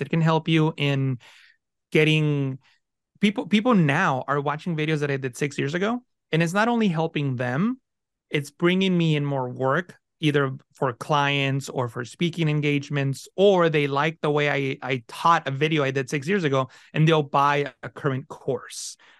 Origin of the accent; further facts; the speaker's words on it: San Francisco Bay Area, California, United States; first language Spanish; English is a second language; also born or lived in Mexico; I grew up in the San Francisco Bay Area in California with not a lot of means